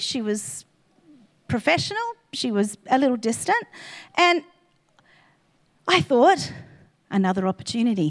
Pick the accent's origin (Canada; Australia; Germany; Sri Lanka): Australia; Queensland; we were from Queensland